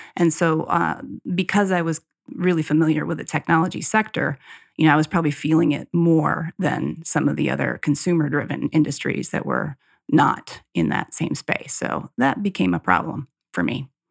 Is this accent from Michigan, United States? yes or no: no; Cazenovia, New York, United States; my hometown in Casanova, New York, near Colgate and Cornell, that area outside of Syracuse